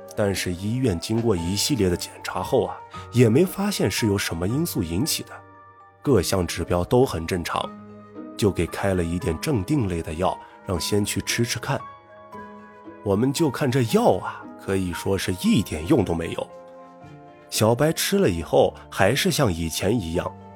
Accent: Gulang, Gansu, China; moved away; 我们呢，也都是从古浪献出来的

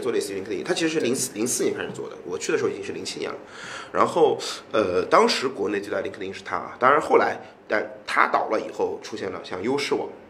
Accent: China; 我作为一个中国人

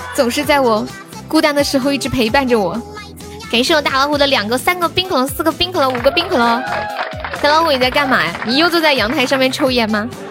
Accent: Sichuan, China; accent: Sichuan dialect; also born or lived in Shenzhen; 作为一个四川人

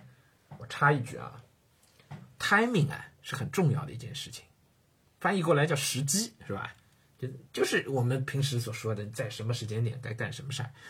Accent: Hengshui, Hebei, China; 我是在河北衡水长大的，小学、初中都在衡水读。

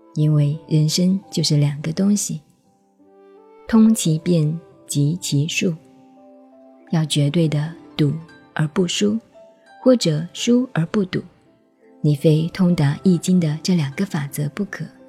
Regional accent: China; 我们中国人唱戏总是学诸葛亮掐指一算

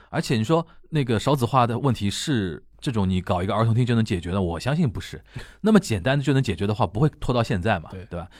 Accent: China; 我们中国人

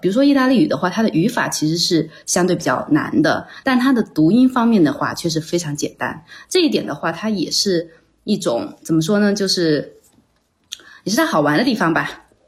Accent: China; moved away as an adult; also born or lived in Chengdu / Milan, Italy; now in Rome, Italy; 我呢是在国内读的本科，大三的时候，也就是二零零八年开始，在高文安设酒仙公司的成都分公司担任手绘设计师

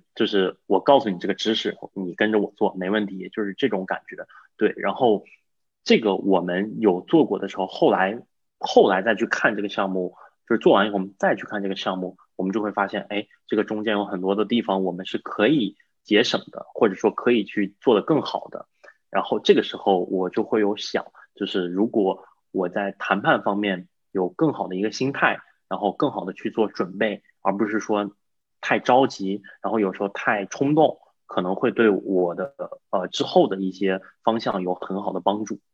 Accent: China; also born or lived in Boston; now in United States; 我是整个团队中唯一一个中国人，就是唯一一个英语不是母语的

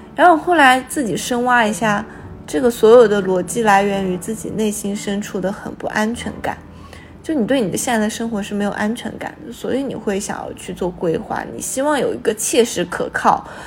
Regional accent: China; 因为我是中国人

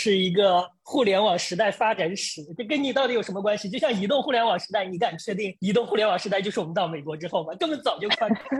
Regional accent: Nanyang, Henan, China; moved away as an adult; also born or lived in Hubei; 我最小最小的时候，就在我们的老家，是南阳一个小城里边过年。

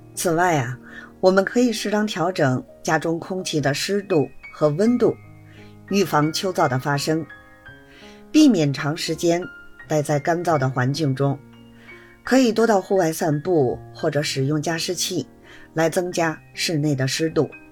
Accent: Beijing, China; 我是北京的

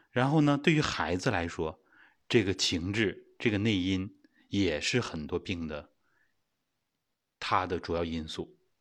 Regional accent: China; 我们中国人就是吃肉的，自古都是吃肉的

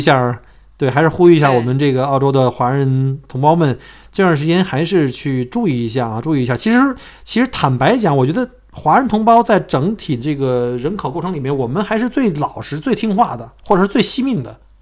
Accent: China; now in Australia; 我们中国人

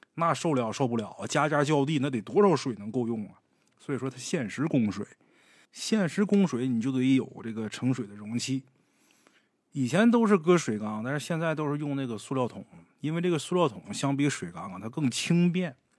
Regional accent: Northeast China, China; 我本身是东北人，我对这片土地啊还是比较了解的

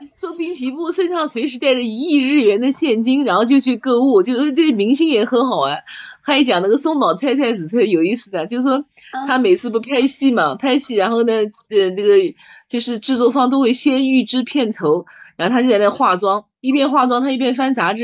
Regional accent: Nanjing, Jiangsu, China; 我们南京人不吃炉蒿嘛

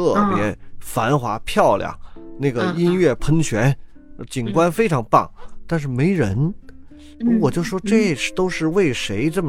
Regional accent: Ningbo, Zhejiang, China; 我们宁波人是一个，就这个城市非常有特点，它是一个比较顾家的城市

